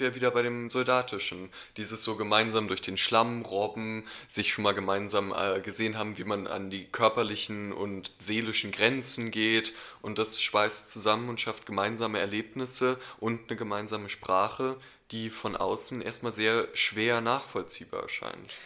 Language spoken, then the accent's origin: German; Berlin, Germany; ich bin in Berlin aufgewachsen